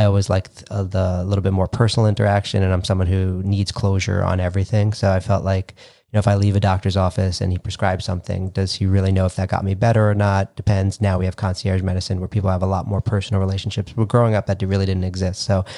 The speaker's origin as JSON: {"language": "English", "town": "Brentwood", "region": "New York", "country": "United States", "tie": "born or raised there", "lives_now": "Massapequa, United States", "said": "born and raised in Long Island. Specifically, I was born and raised in Brentwood, Long Island. I now live in Massapequa"}